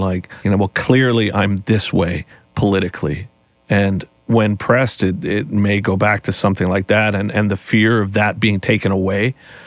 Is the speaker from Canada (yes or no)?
yes; Canada; as a Canadian band